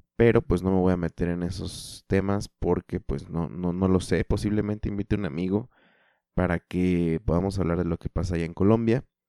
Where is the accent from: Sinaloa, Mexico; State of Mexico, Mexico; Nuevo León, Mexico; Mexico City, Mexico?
State of Mexico, Mexico; eastern Mexico City metropolitan area; yo soy del Estado de México, la zona metropolitana de la Ciudad de México, al oriente.